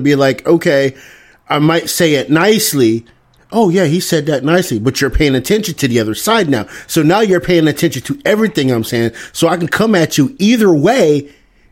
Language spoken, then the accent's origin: English; Deep South, United States; I grew up in the Deep South